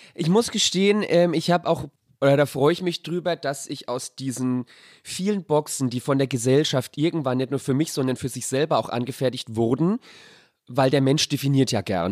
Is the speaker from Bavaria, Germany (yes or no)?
yes; Sonnefeld, Bavaria, Germany; now in Berlin, Germany; es ist leider nur Sonnefeld